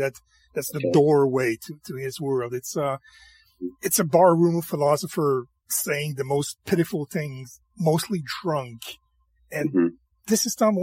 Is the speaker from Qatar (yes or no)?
no; rural Quebec, Canada; I'm French Canadian